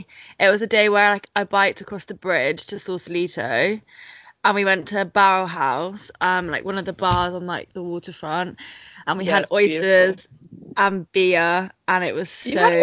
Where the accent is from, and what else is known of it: Dartmouth, South West England, United Kingdom; born or raised there